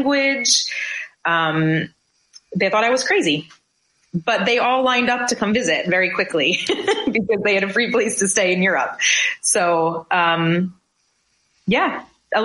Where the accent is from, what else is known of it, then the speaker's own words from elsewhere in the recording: New Jersey, United States; moved away as an adult; also born or lived in central Pennsylvania / England; now in Kuwait; I grew up in New Jersey, went to high school, did the, you know, the course of all that, went to college out in central Pennsylvania